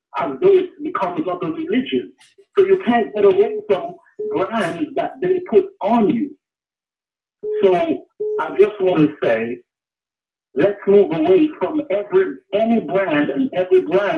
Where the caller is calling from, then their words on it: Canada; I'm calling from Canada.